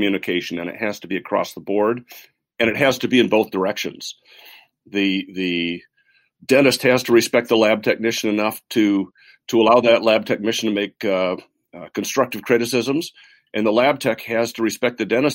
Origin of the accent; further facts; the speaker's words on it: Midland, Michigan, United States; I grew up in Midland, Michigan